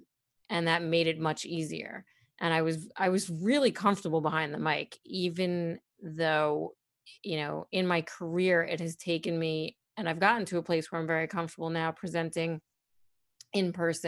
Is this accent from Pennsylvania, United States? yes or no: no; Brooklyn, New York, United States; being someone born and raised in Brooklyn, you say mother and father instead of mother and father.